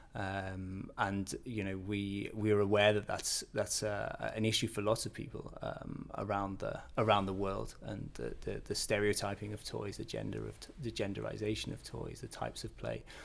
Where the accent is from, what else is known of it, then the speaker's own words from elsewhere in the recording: the north of England, United Kingdom; moved away as an adult; now in Billund, Denmark; I come from a, a small town in northern England